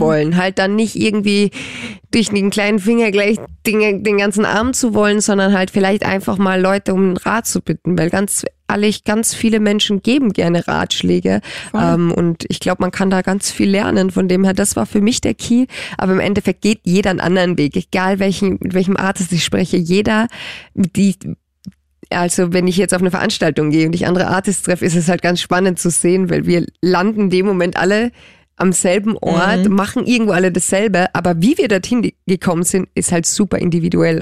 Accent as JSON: {"language": "German", "region": "Carinthia", "country": "Austria", "moved": "yes", "lives_now": "Germany", "said": "meine Familie ist mir super wichtig und die kommen komme ja aus Kärnten und ähm, ich bin ja Kärntnerin"}